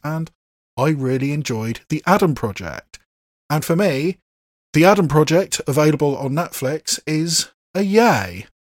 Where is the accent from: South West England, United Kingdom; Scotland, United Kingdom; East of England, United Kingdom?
South West England, United Kingdom; Bath; my hometown of Bath